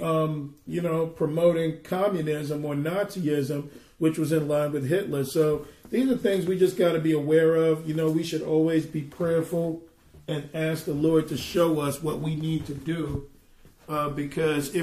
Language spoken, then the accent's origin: English; New York, United States; being a New Yorker